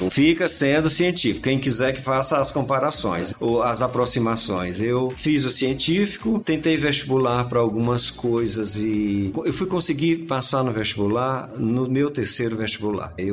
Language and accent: Portuguese; Piripiri, Piauí, Brazil; Somos de Piripiri. Ele foi criado na casa casa dos meus avós e eu virei o mais velho lá de casa.